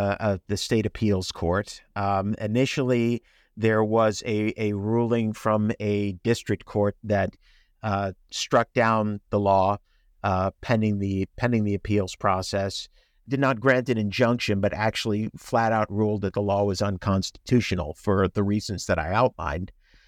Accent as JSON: {"language": "English", "area": "Long Island", "region": "New York", "country": "United States", "tie": "born or raised there", "also_born_or_lived": "Chicago / North Carolina / Washington, D.C. area", "moved": "as an adult", "lives_now": "Houston, United States", "said": "I grew up on Long Island."}